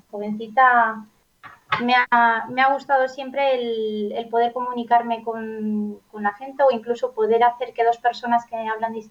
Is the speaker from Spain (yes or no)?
yes; Valencian Community, Spain; first language Valencian; Spanish is a second language; yo soy, mi lengua materna es el valenciano, en casa siempre desde pequeñita hemos hablado valenciano.